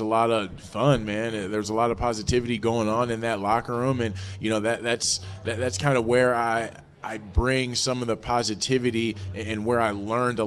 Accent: Minneapolis, Minnesota, United States; I grew up in the Minneapolis-St. Paul area

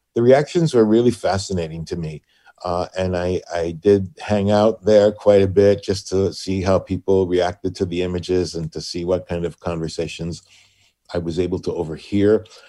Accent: Puerto Rico; now in Hartford, United States; born and raised in Puerto Rico

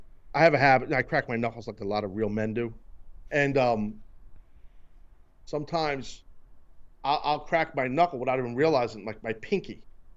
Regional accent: New York, United States; Hey, I'm a New Yorker. I know Jewish slang, bro.

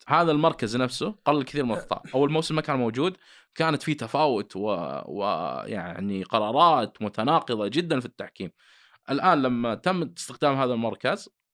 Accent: Saudi Arabia; عندنا في السعوديه

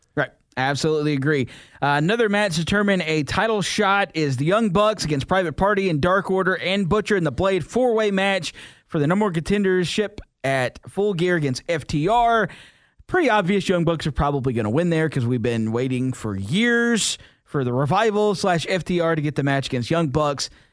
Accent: the South, United States; I'm from the South, and I don't, I don't speak Spanish all that well

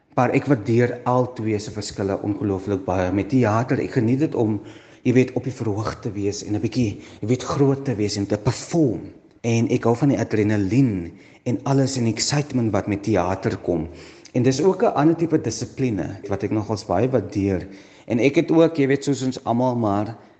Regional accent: Stellenbosch, Western Cape, South Africa; ek is gebore in Stellenbosch um, daar groot geword, skool gegaan.

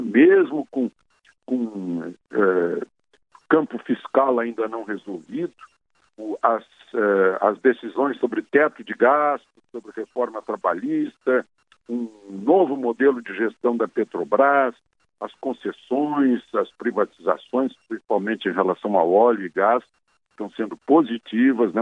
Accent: Cachoeira do Sul, Rio Grande do Sul, Brazil; minha terra, uh, Cachoeira do Sul

